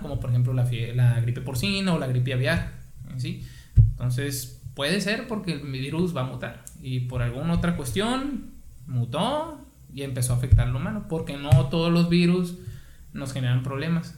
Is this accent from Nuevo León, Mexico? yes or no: no; Guaymas, Sonora, Mexico; soy originario de aquí de Guaymas